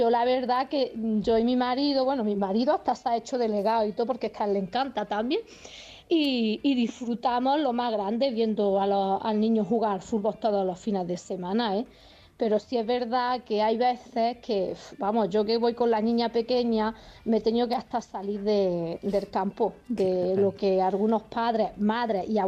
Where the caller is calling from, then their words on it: Granada, Andalusia, Spain; Buenos días, soy Madre de Granada.